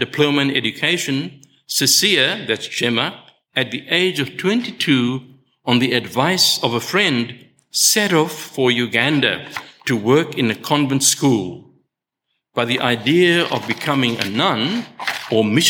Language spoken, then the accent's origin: English; South Africa; I was born in South Africa